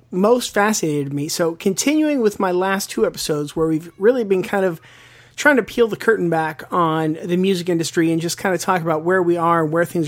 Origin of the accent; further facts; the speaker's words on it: Western Pennsylvania, United States; moved away; I grew up in Western Pennsylvania.